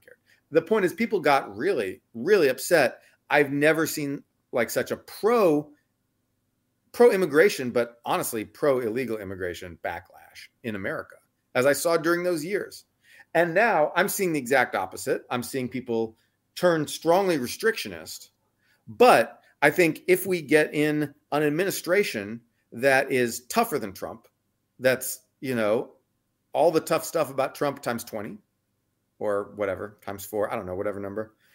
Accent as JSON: {"language": "English", "region": "Texas", "country": "United States", "moved": "yes", "lives_now": "San Francisco, United States", "said": "I'm from Texas"}